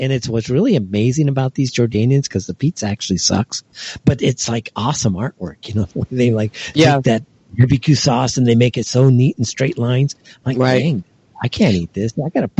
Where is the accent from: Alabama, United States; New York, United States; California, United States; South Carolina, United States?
California, United States; Los Angeles; moved away; Los Angeles, my hometown